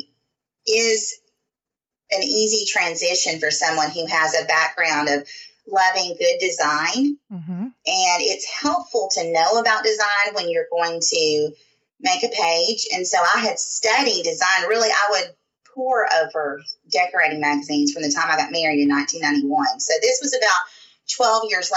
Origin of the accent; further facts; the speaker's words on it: Southern United States, Tennessee, United States; accent: Southern; I'm about 20 minutes outside of Nashville, Tennessee.